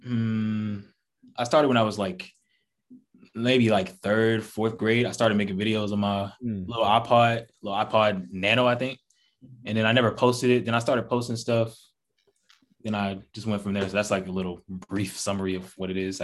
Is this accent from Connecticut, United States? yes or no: no; Atlanta, Georgia, United States; I'm from Atlanta, born and raised